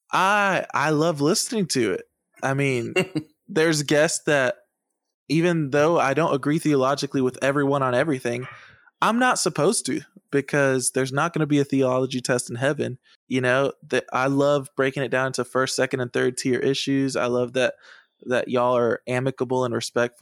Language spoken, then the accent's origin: English; Massachusetts, United States; also born or lived in San Juan, Puerto Rico; When I was 6 or 7 years old, we moved to Massachusetts